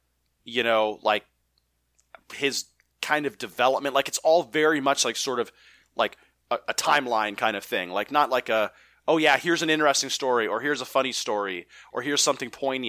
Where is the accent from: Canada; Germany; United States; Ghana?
United States; Bronx, New York; also born or lived in Brentwood; It's like I grew up in the Bronx, and we moved out of the Bronx when there was a shooting in the tenement houses that we were in, and we moved to Brentwood, Long Island, and Brentwood, Long Island was better.